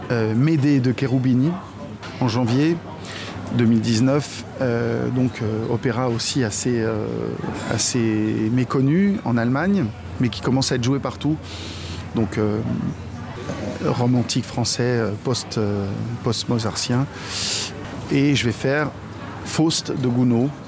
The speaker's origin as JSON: {"language": "French", "country": "France", "lives_now": "Saarbrücken, Germany", "said": "le répertoire français je suis français c'est bien normal que j'en fasse beaucoup euh, et j'espère que mes compatriotes euh, feront les 6 km qui nous séparent de sarbruck"}